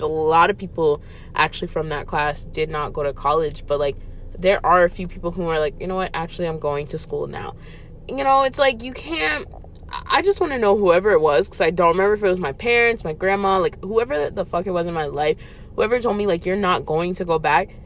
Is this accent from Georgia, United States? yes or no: yes; Atlanta, Georgia, United States; I grew up right outside of Atlanta um pretty much my whole life.